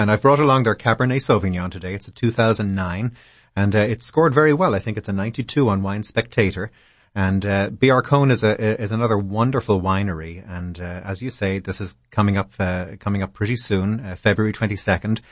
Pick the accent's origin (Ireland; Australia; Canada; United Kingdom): Ireland; moved away as an adult; also born or lived in Boston / Europe; now in Washington, D.C., United States; I'm from Ireland